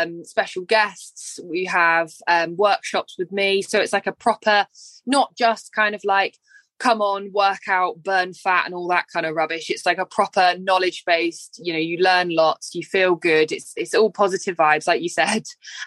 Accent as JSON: {"language": "English", "area": "Cornwall", "region": "South West England", "country": "United Kingdom", "said": "from Cornwall"}